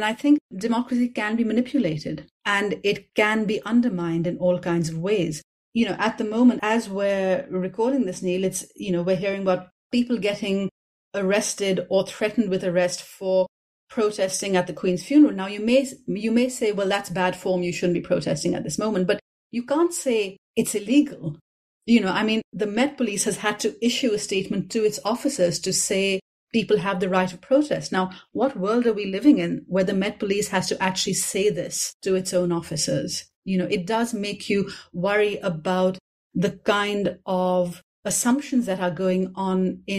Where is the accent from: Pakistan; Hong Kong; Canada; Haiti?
Pakistan; Karachi, Sindh; This is another version of the kind of thing I grew up with in Karachi.